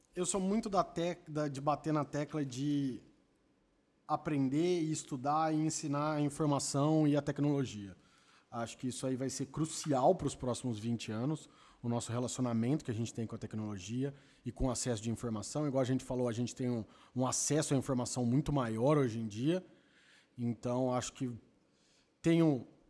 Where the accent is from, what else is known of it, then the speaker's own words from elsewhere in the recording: Campinas, São Paulo, Brazil; eu sou de Campinas